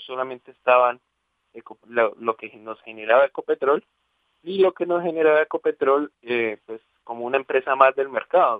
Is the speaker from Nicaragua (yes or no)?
no; Colombia